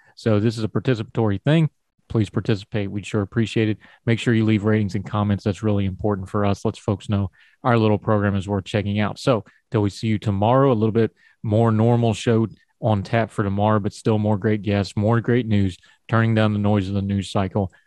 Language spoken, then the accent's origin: English; West Virginia, United States; I grew up in West Virginia and I came through West Virginian schools